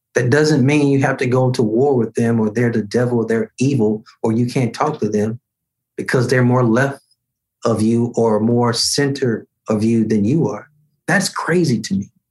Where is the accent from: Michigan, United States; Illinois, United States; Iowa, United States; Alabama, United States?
Alabama, United States; Birmingham; 12 years ago in 2009, the first time I ran for elected office in my hometown